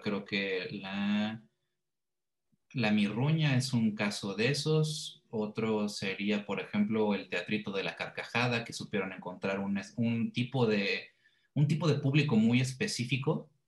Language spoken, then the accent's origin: Spanish; Querétaro, Mexico; moved away; Ya una vez que me fui de Querétaro